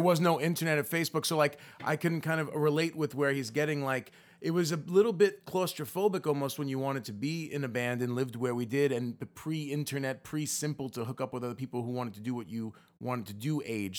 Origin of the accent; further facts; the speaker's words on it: New York City, New York, United States; the Bergen Beach area that I grew up in was definitely, like, a, a, a very Italian neighborhood